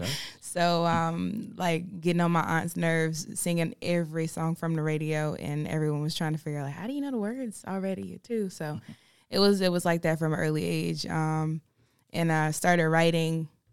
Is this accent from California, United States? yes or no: no; Farmville, North Carolina, United States; moved away as an adult; now in Charlotte, United States; I am from Farmville, North Carolina, which is in the middle of nowhere